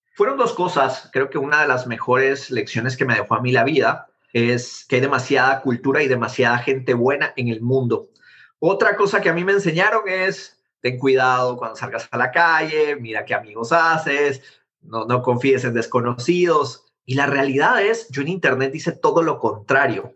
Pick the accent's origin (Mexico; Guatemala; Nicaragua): Guatemala; moved away as an adult; now in United States; haber nacido en Guatemala